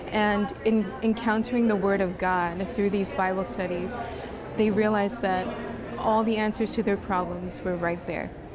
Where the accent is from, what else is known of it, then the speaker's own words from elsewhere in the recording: Arizona, United States; I'm from Arizona